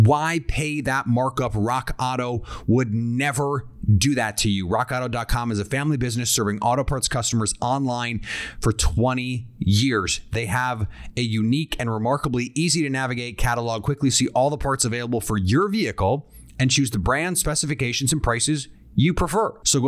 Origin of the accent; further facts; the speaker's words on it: Midwest, United States; And I'm freaked out a little bit because I am from the Midwest. Grasshopper cocktails are a thing that we love there.